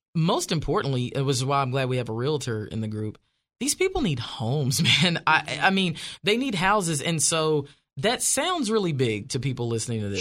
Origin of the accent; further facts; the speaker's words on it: Wynne, Arkansas, United States; moved away as an adult; now in Franklin, United States; I grew up in Ward Four